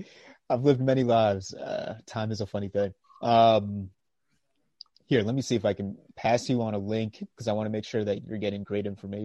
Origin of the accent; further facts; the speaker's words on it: United States; I'm from the States. So yeah, I'm out in. From all over in the States.